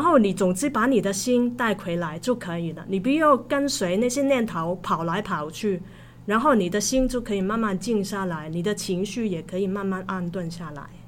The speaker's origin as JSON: {"language": "Chinese", "country": "Hong Kong", "also_born_or_lived": "Taiwan", "moved": "yes", "said": "我是香港人嘛"}